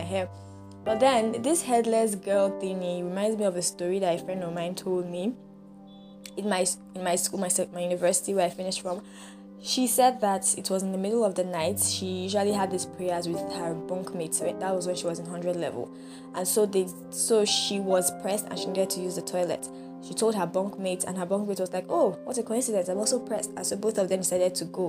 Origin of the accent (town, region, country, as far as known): Nigeria